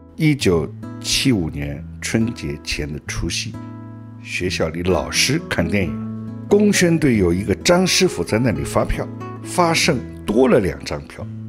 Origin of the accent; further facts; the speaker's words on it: Shanghai, China; 我生于六十年代初期的上海， 我现在是从事外语工作的